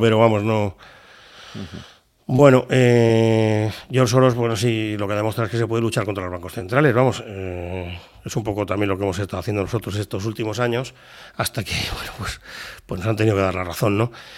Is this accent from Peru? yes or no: no; Spain; te miran como un español